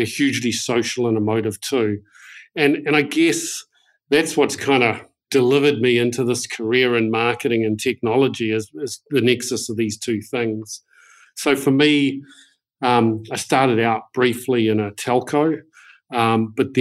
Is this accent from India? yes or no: no; New Zealand; I'm a proud Kiwi. I grew up in New Zealand and have done most of my education in New Zealand.